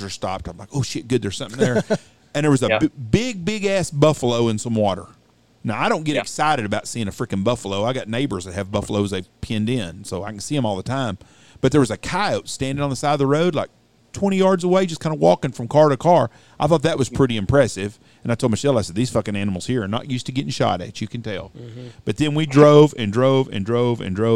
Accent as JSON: {"language": "English", "region": "West Texas", "country": "United States", "tie": "born or raised there", "said": "I grew up in West Texas"}